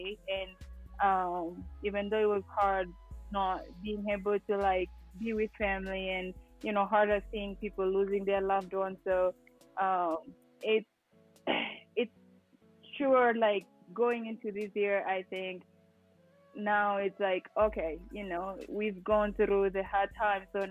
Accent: Eldoret, Uasin Gishu County, Kenya; now in Flagstaff, United States; I am originally from Eldoret, Kenya, and I live here in Arizona, Flagstaff, Arizona

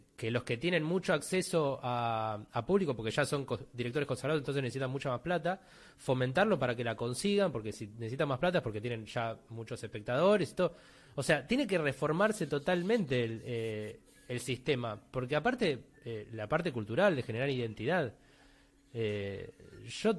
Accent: Buenos Aires, Argentina; Yo crecí viendo cine en Belgrano, que soy de Villa Devoto

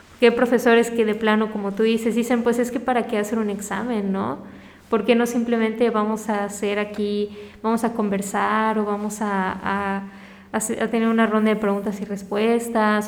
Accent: Mérida, Yucatán, Mexico; also born or lived in Caracas, Venezuela / Cancún, Mexico; Y luego cuando llegué a Mérida igual me buleaban y hasta que llegué a la secundaria

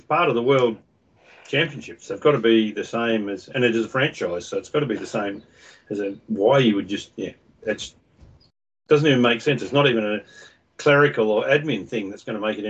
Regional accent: Perth, Western Australia, Australia; moved away as an adult; now in New Zealand; I'm from Perth anyway

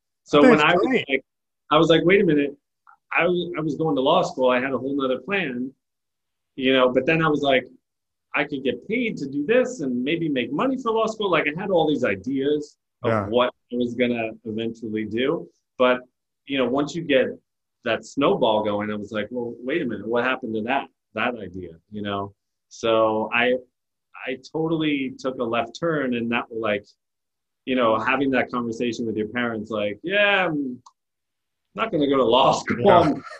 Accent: New Jersey, United States; New Jersey.

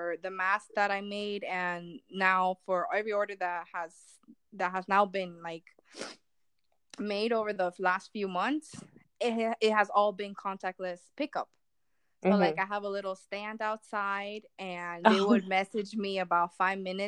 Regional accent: Miami, Florida, United States; moved away as an adult; now in Largo, United States; coming from Miami, I'm used to more of like rowdiness

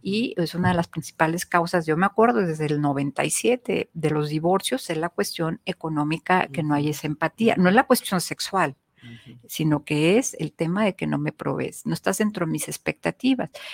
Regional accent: Mexico; como mexicanas

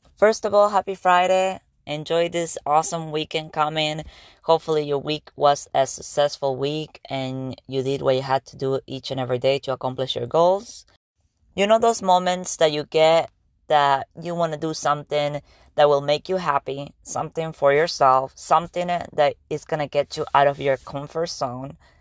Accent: Argentina; English is a second language; now in United States; I am from Argentina, and I was coming to the United States about fifteen years ago

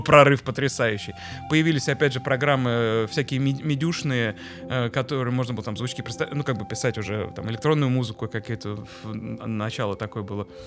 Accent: Moscow, Russia; мы так э, жили козырно прямо на Тверской улице

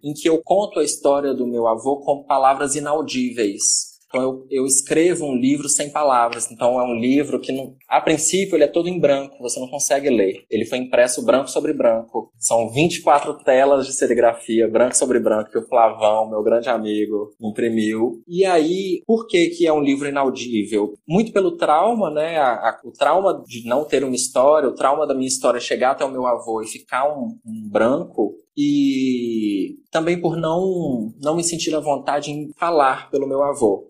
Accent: Betim, Minas Gerais, Brazil; now in Bahia, Brazil; eu cresci em Citrolândia, cresci dentro desse contexto de favela

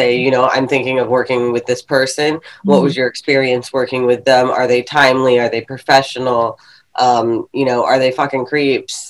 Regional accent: Fredericksburg, Virginia, United States; I was actually like 45 minutes south in Fredericksburg, Virginia

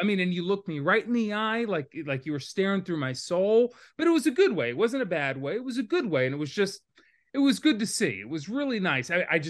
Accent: New Jersey, United States; I grew up in Jersey, but it's very different than North Jersey. That's almost a different state.

